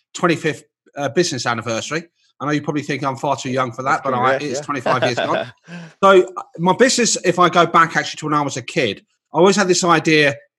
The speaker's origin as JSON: {"language": "English", "region": "London", "country": "United Kingdom", "tie": "born or raised there", "moved": "as an adult", "said": "I left my hometown of London"}